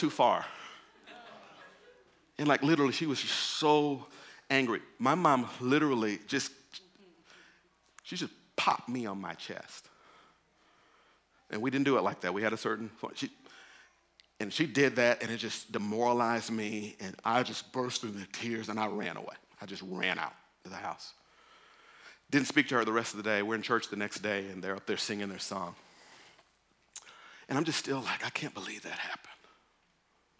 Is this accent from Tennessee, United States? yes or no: no; Mississippi, United States; moved away; I grew up in Mississippi.